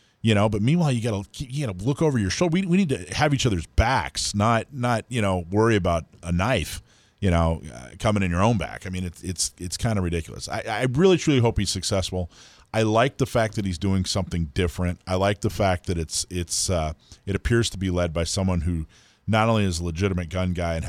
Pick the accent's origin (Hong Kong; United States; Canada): United States; Florida; also born or lived in Hawaii / California; I think I grew up in Florida and Hawaii and California.